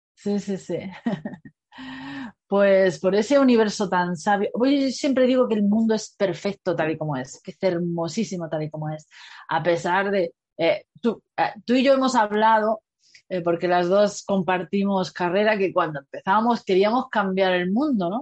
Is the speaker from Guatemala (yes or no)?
no; Granada, Andalusia, Spain; yo soy de Granada